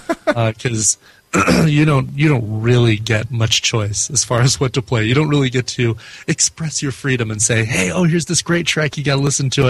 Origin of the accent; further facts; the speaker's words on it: Arvada, Colorado, United States; also born or lived in Denver, Colorado; Grew up actually here in Colorado